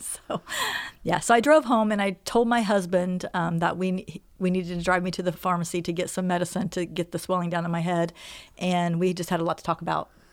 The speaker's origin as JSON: {"language": "English", "town": "Xenia", "region": "Ohio", "country": "United States", "also_born_or_lived": "North Carolina", "said": "I'm from Xenia, Ohio"}